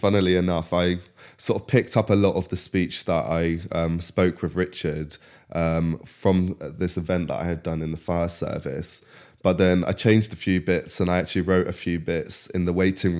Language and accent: English; Ruscombe, South East England, United Kingdom; so I'm from Reading originally, like the countryside nearby, this little village called Ruscombe. It's near Twyford, and I went to school in Wargrave and then college in Henley.